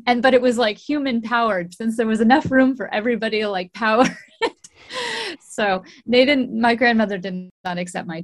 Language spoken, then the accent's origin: English; Golden, Colorado, United States; moved away; also born or lived in Richmond, British Columbia, Canada; I grew up in Golden, Colorado.